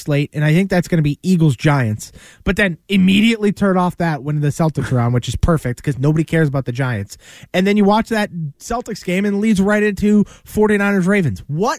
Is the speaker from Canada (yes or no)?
yes; Canada; I'm super Canadian. So, of course, like I, you know, love hockey.